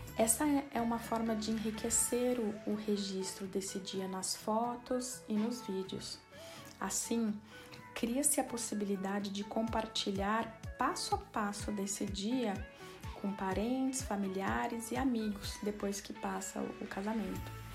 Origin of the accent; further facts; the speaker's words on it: Brazil; moved away as an adult; now in Portugal; Sou brasileira, residente em Portugal há um ano e meio